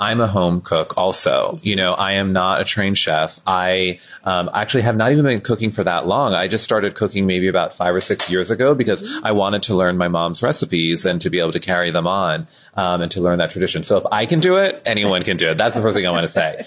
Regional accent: Pennsylvania, United States; I was born and raised in a small town in Pennsylvania

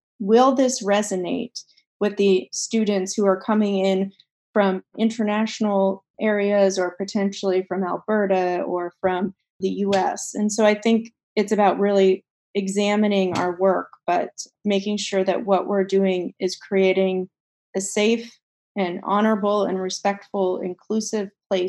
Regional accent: Pakistan; also born or lived in Poland; growing up in Pakistan and growing up in Poland, I was in environments that were extremely restrictive when it came to education.

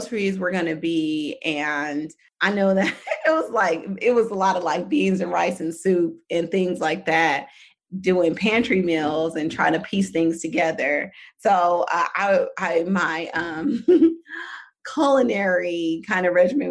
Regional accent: Oakland, California, United States; I'm from Oakland, California. Very, like, not a lot of people, raised by a single dad

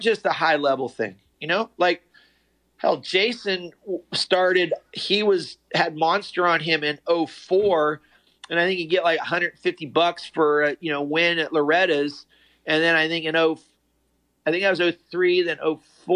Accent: Connellsville, Pennsylvania, United States; I was a hillbilly from Connellsville, Pennsylvania

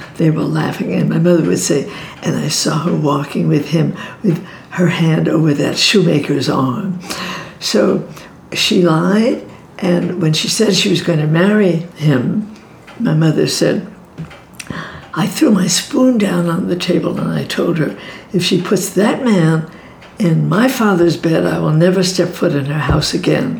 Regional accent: New York City, New York, United States; I grew up in Brooklyn

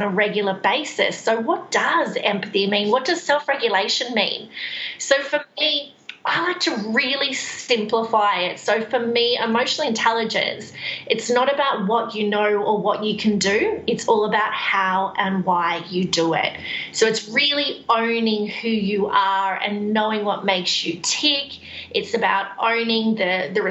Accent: Central Coast, New South Wales, Australia; moved away as an adult; also born or lived in Queensland / Sydney; now in Perth, Australia; I'm actually originally from New South Wales. Just north of Sydney. So Central Coast is where I spend most of my life

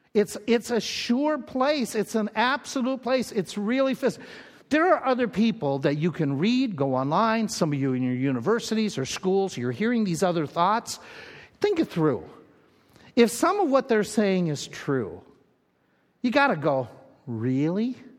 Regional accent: Little Falls, Minnesota, United States; moved away; I grew up in Little Falls, Minnesota

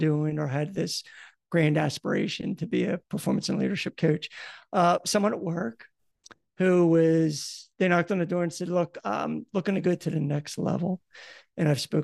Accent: Philadelphia, Pennsylvania, United States; accent: Philadelphia; now in New Jersey, United States; I have a Philadelphia accent

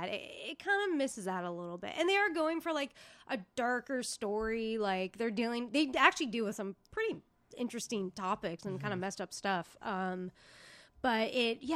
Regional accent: United States; as a American

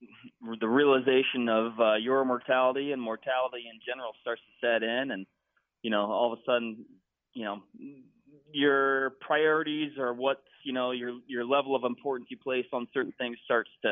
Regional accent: Washington, United States; moved away; My home state's Washington

